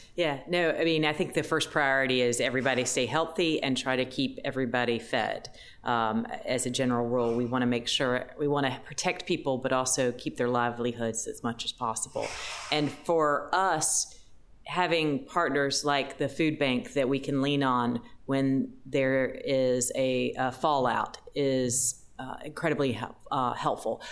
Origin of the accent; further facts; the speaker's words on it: Raleigh, North Carolina, United States; I'm from Raleigh, so I've seen a lot of hurricanes over the years